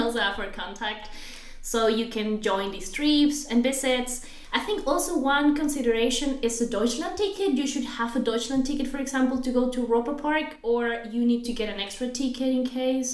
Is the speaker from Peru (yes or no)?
yes; Peru; moved away; I come from Peru